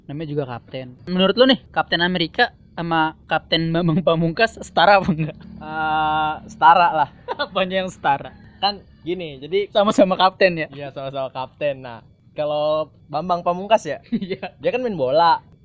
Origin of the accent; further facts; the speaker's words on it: Indonesia; born there; soalnya kan ya gue emang lahir di, di Indonesia